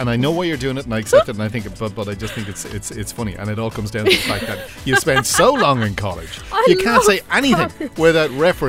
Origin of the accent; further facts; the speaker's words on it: Dublin, Leinster, Ireland; I'm from Drimnagh originally, and I was on my way home from school.